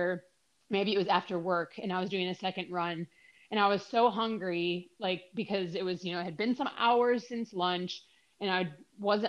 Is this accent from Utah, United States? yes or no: no; Minnesota, United States; moved away; I moved away from Minnesota